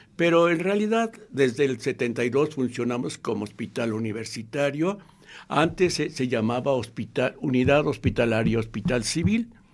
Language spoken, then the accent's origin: Spanish; Mexico; como los mexicanos